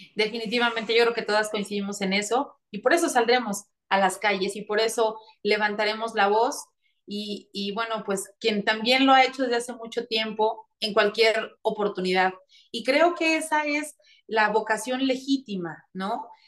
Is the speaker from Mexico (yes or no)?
yes; interior of Puebla state, Mexico; now in Puebla, Mexico; Yo vengo del interior del estado, sí, soy de Puebla, estoy aquí, vivo en Puebla eh, de lunes a la mitad de viernes, pero todos los fines de semana me voy a mi tierra